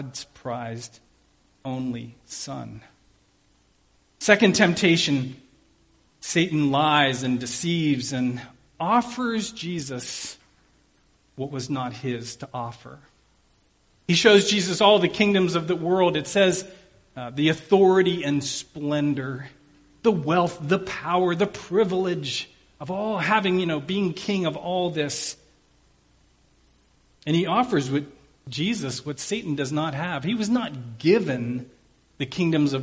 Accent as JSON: {"language": "English", "town": "Pittsburgh", "region": "Pennsylvania", "country": "United States", "said": "I'm from Pittsburgh"}